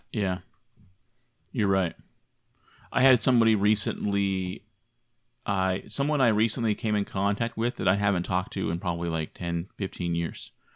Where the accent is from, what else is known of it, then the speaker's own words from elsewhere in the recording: Arizona, United States; also born or lived in Michigan; I came from Arizona, that I lived in Arizona